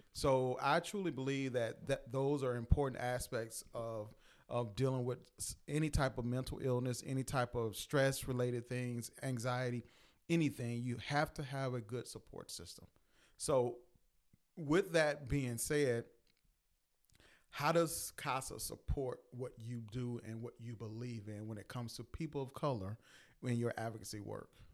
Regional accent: Louisiana, United States; we're from Louisiana

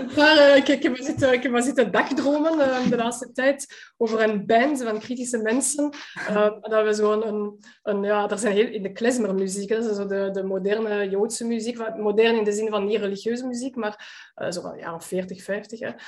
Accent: Antwerp, Flanders, Belgium; een van de meest gesloten gemeenschappen van de stad Antwerpen waar ik ben opgegroeid

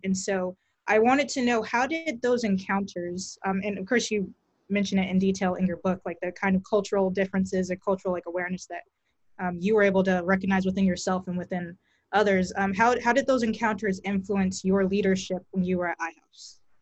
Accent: Texas, United States; I'm coming from Texas

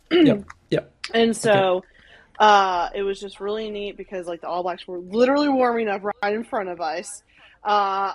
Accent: Arkansas, United States; now in Nashville, United States; I grew up in Arkansas, no Islanders. I live in Nashville, hardly any Islanders.

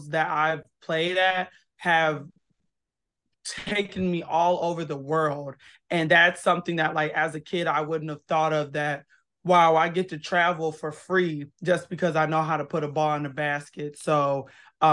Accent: Kenosha, Wisconsin, United States; moved away as an adult; I am born and raised in Kenosha, Wisconsin. Been in a lot of states, but that's my hometown.

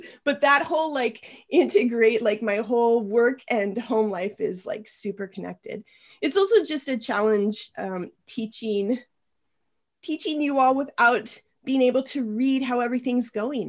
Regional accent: Spokane, Washington, United States; moved away as an adult; also born or lived in Iowa; now in Santa Cruz, United States; I grew up in Eastern Washington, near Spokane, right outside of Spokane

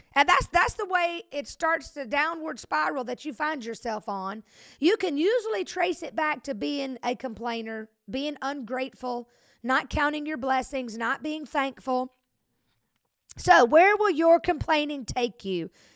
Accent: Century, Florida, United States; I'm from Century, and so people from Century, Florida, it's real close to Alabama

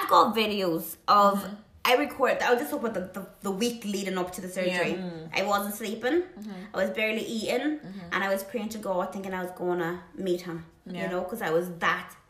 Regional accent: Ireland; now in United Kingdom; I'm Irish

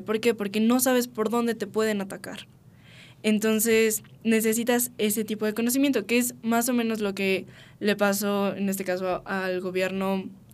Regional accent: Mexico; en nuestro país, que es lo que nos incumbe como mexicanos

